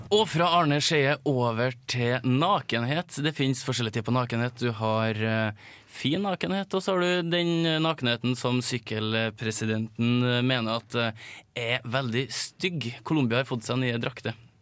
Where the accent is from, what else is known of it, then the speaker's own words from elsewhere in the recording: Malvik, Trøndelag, Norway; Jeg er fra Malvik